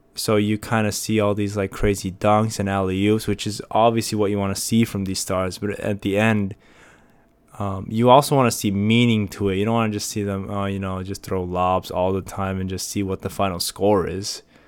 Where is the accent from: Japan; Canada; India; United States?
United States; I'm an American and, uh, Korean's not my first language